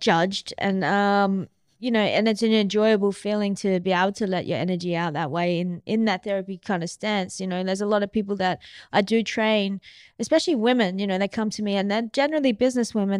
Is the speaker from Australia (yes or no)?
yes; Mandurah, Western Australia, Australia; I grew up in Mandurah